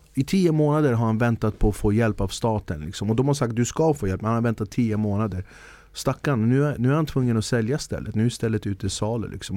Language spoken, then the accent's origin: Swedish; Stockholm, Stockholm County, Sweden; jag är född och uppvuxen i Stockholm